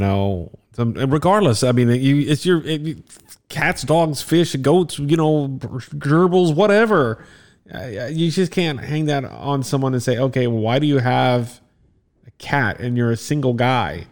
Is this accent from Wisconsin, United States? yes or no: no; Florida, United States; also born or lived in Texas; we're from Florida